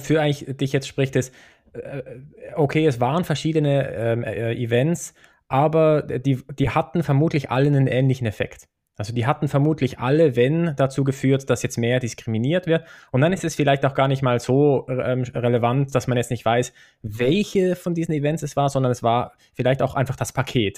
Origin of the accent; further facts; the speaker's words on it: Switzerland; bei uns in der Schweiz